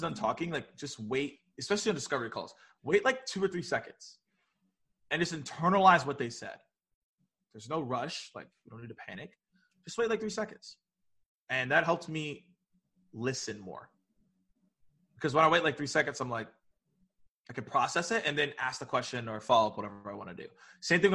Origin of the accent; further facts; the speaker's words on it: the South, United States; So I'm from the South, so Southern hospitality